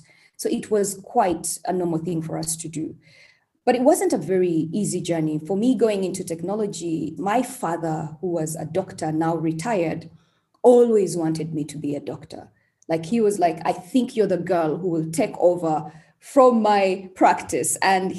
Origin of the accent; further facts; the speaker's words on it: Uganda; also born or lived in Kampala / Mbarara; I was born in Uganda, of course. and born to very normal parents in Kampala, in Mbarara. Actually, they are in Mbarara right now. That's where our ancestral place is. Mbarara is one of the districts in Uganda.